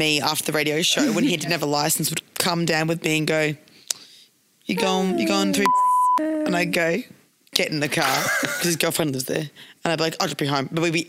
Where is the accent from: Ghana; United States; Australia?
Australia; Brisbane, Queensland; I'm from Brisbane, babe.